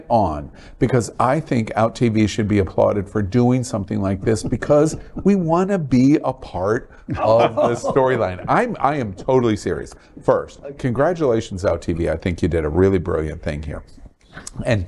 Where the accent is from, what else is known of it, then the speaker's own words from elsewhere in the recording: Siesta Key, Florida, United States; I'm from Siesta Key.